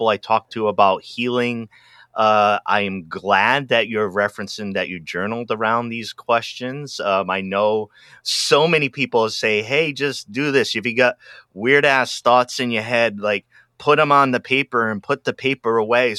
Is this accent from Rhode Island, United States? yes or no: yes; Rhode Island, United States; moved away as an adult; also born or lived in Boston; now in Los Angeles, United States; I'm originally from Rhode Island.